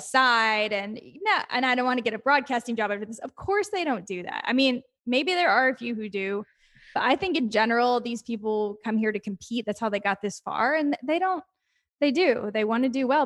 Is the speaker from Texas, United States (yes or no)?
yes; Texas, United States; moved away as an adult; now in New York, United States; I'm from Texas